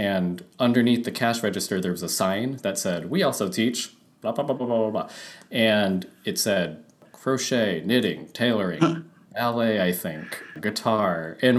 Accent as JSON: {"language": "English", "town": "West Warwick", "region": "Rhode Island", "country": "United States", "tie": "born or raised there", "lives_now": "Providence, United States", "said": "born and raised in West Warwick, Rhode Island, and now living in Providence."}